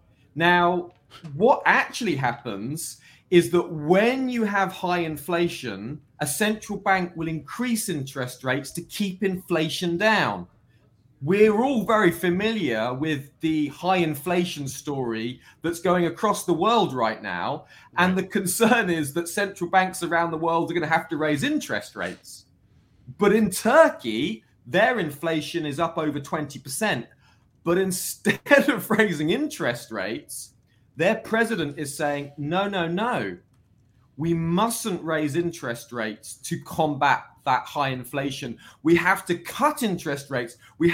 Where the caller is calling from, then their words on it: Wolverhampton, West Midlands, United Kingdom; From the United Kingdom. Just outside Wolverhampton, Birmingham, the second city here in the UK.